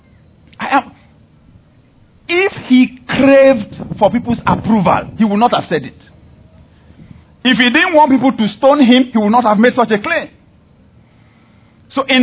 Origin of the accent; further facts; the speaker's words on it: Nigeria; I am a Nigerian